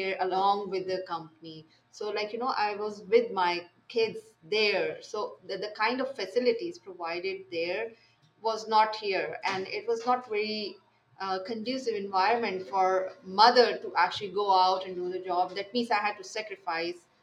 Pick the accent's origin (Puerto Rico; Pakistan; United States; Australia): Pakistan; English is a second language; moved away as an adult; now in Saudi Arabia; I am from Pakistan